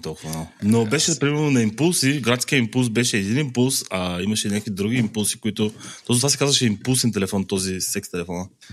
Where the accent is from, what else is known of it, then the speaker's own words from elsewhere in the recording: Ruse, Ruse Province, Bulgaria; аз съм от Русе